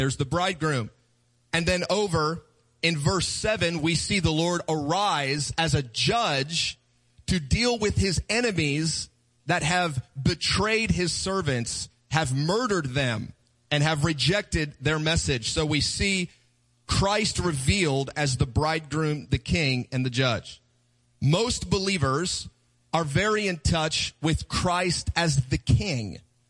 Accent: Kansas City, Missouri, United States; We're from Kansas City. We do barbecue. We know how to eat.

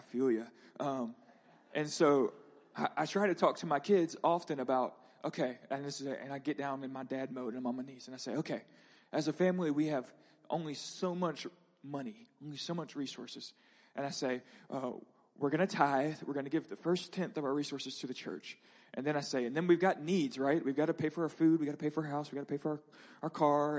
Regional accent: Escambia County, Northwest Florida, United States; moved away; I grew up in Northwest Florida in Escambia County.

